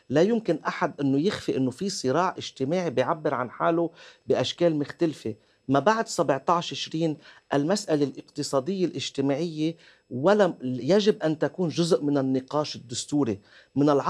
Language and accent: Arabic; Lebanon; اليوم التحدي علينا كلبنانيين نظام جمهورية الطائف